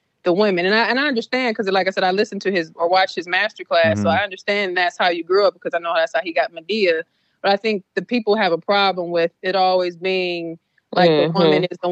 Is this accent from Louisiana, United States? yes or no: yes; Louisiana, United States; I'm from Louisiana